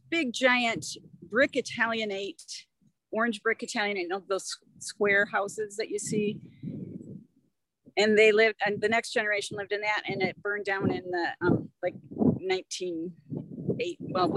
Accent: Redford Township, Michigan, United States; also born or lived in Montana; growing up in Redford Township

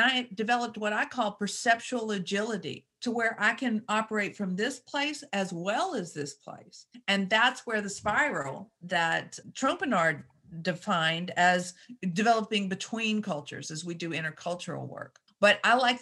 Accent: Shreveport, Louisiana, United States; moved away as an adult; also born or lived in Australia; I grew up in Shreveport, Louisiana.

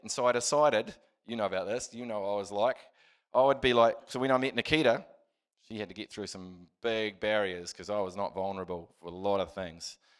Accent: Christchurch, Canterbury, New Zealand; I was, uh, born and raised in Christchurch

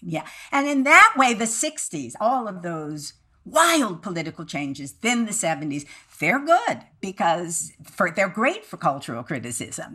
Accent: Midwest, United States; being a Midwesterner

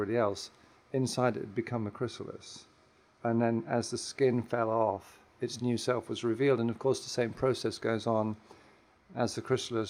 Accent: England, United Kingdom; Well, I'm a preacher's kid. I was raised in England, but my dad was an army chaplain. He traveled around the world.

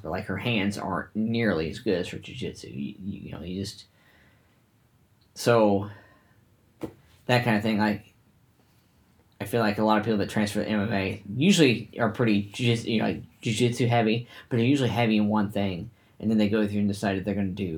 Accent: Indiana, United States; We're from Indiana, and, you know, there ain't shit out here

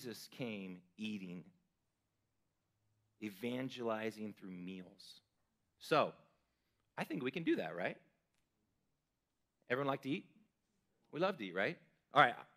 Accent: California, United States; now in Idaho, United States; as a Californian

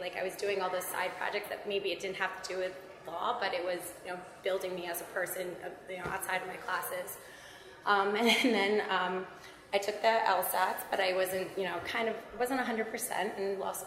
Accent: Hillsborough, New Jersey, United States; I grew up in Hillsborough, New Jersey

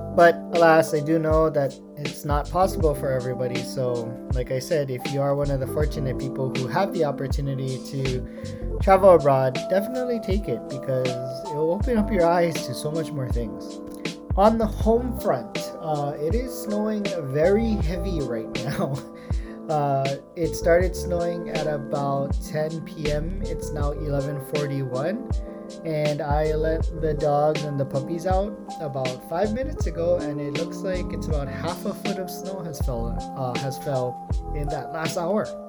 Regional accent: United States; moved away as an adult; now in Japan; I identify now as an American. Uh, prior to this, I identified as Japanese, but living here made me realize that I am not as informed with how traditional Japanese things are operated, and so I am definitely American

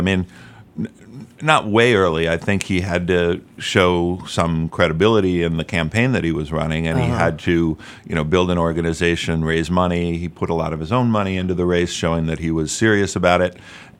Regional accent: Albany, New York, United States; I was not. I was born and raised in Albany, New York.

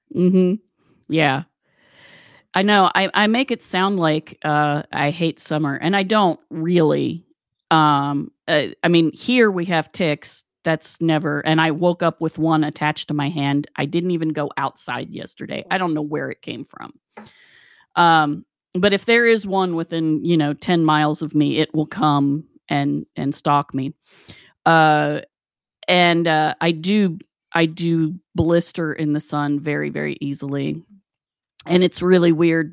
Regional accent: West Virginia, United States; moved away; growing up in West Virginia

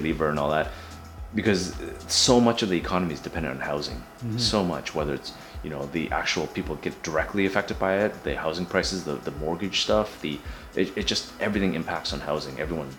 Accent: Markham, Ontario, Canada; you know, like I came from Markham, so I understand what the benefits of living in Markham are, the green space and the quietness and all that kind of stuff.

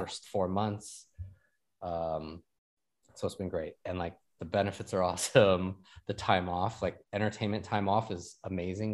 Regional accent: Sacramento, California, United States; moved away as an adult; also born or lived in Taipei; now in Los Angeles, United States; I was born and raised in Sacramento.

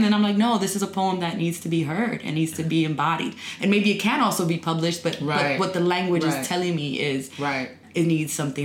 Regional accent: New York City, New York, United States; moved away as an adult; now in Washington, D.C., United States; I was actually born and raised near Harlem in Manhattan.

